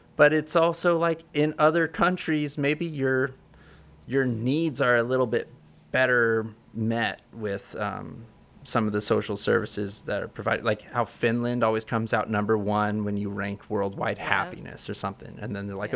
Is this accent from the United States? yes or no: yes; Central Coast of California, United States; now in Oakland, United States; I'm from the Central Coast of California